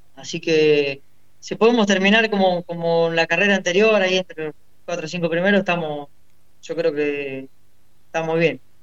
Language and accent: Spanish; Rufino, Santa Fe, Argentina; now in Quimilí, Argentina; soy de Rufino, pero vivo en Quimilí, en Santiago del Estero